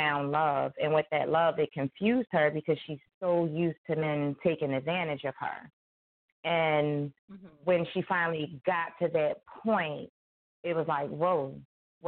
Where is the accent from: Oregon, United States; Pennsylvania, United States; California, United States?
Pennsylvania, United States; Philadelphia; I am from South Philadelphia, born and raised